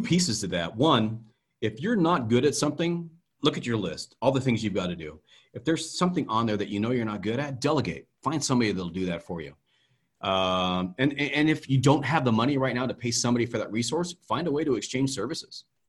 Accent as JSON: {"language": "English", "region": "Idaho", "country": "United States", "tie": "born or raised there", "said": "Growing up in Idaho, in the day and age that we lived in, there were no black people"}